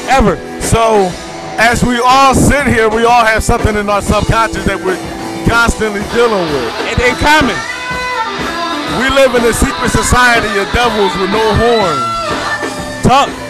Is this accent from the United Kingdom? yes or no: no; Lagos, Nigeria; now in Philadelphia, United States; like I'm a I'm a Philly man, blood in, blood out. I'm originally from Lagos, Nigeria.